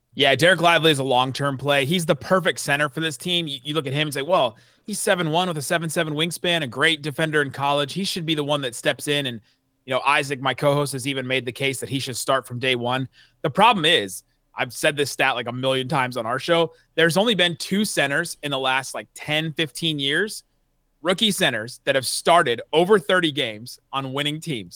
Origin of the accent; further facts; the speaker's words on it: Cincinnati, Ohio, United States; now in Dallas, United States; I grew up in Cincinnati